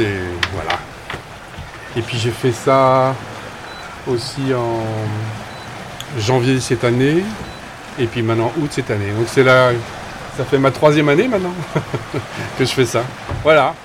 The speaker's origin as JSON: {"language": "French", "town": "Saint-Malo", "region": "Brittany", "country": "France", "said": "je suis de Saint-Malo"}